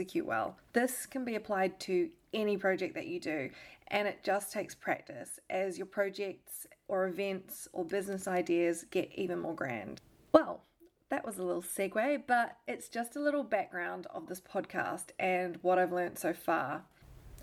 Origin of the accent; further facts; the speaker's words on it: New Zealand; moved away as an adult; also born or lived in Melbourne, Australia / London, United Kingdom; I was born and raised in New Zealand